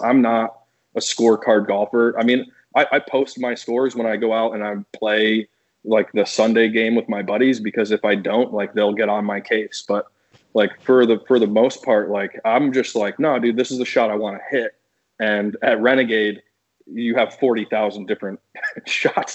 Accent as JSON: {"language": "English", "town": "Newtown", "region": "Connecticut", "country": "United States", "tie": "born or raised there", "also_born_or_lived": "Florida", "moved": "as an adult", "said": "Newtown's such a good place. It's such a great place to grow up."}